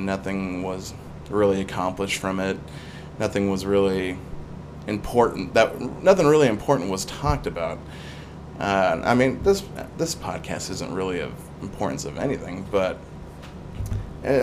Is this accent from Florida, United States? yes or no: no; Salem, Oregon, United States; I'm from Salem, Oregon